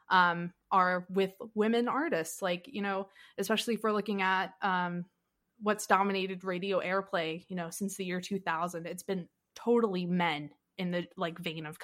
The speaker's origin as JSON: {"language": "English", "region": "the South", "country": "United States", "tie": "born or raised there", "said": "Um, you know, like growing up in the South, there's like a thing with country music."}